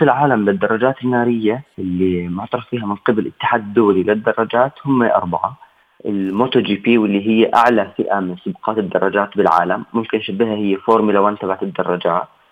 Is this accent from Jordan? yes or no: yes; Jordan; عندنا بالأردن